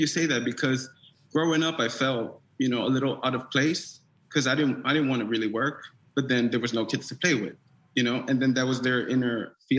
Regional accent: New York City, New York, United States; I grew up in Sunset Park, Brooklyn.

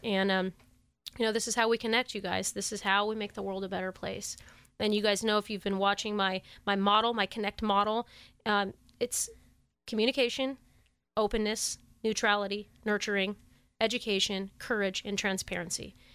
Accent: Sacramento, California, United States; I grew up in the Tahoe Park, Oak Park area as a kid

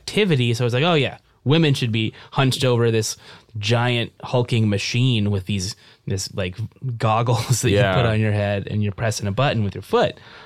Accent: Merced, California, United States; I'm from Merced

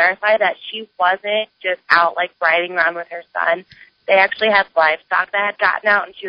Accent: Omaha, Nebraska, United States; I grew up in Omaha, and I married a farmer, so now I kind of married into this community.

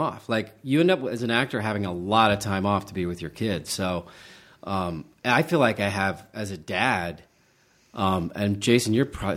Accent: Charleston, West Virginia, United States; moved away; I grew up in Charleston, West Virginia, which is a great freaking city

